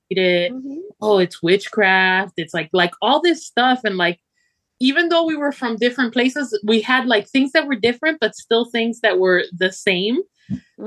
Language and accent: English; Miami, Florida, United States; moved away; also born or lived in Argentina; I was raised in Miami